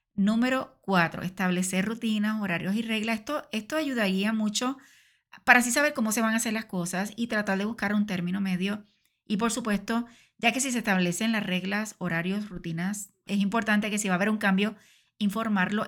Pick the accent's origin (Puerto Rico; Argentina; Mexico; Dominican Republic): Puerto Rico; en mi país, Puerto Rico